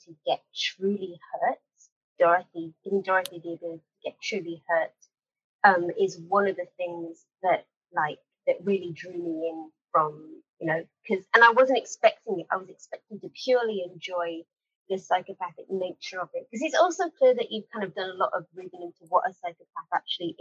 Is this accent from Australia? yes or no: no; United Kingdom; being British